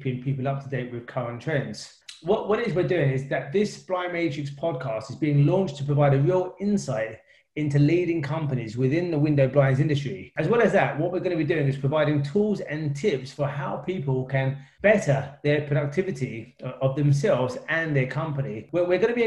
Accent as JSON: {"language": "English", "region": "London", "country": "United Kingdom", "tie": "born or raised there", "said": "I grew up in East London with my three siblings"}